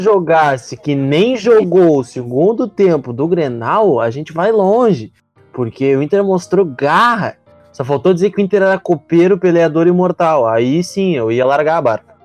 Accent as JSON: {"language": "Portuguese", "town": "Alvorada", "region": "Rio Grande do Sul", "country": "Brazil", "said": "eu sou de Alvorada"}